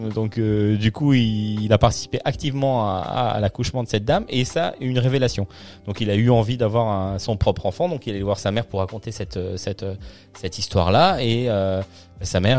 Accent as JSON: {"language": "French", "town": "Liège", "region": "Wallonia", "country": "Belgium", "said": "Ah, bah, parce que moi, je viens de Liège."}